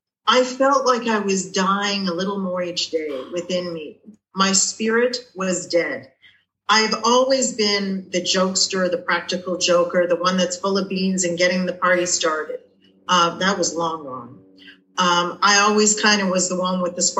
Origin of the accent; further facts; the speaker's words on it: Toronto, Ontario, Canada; I'm from Toronto, Canada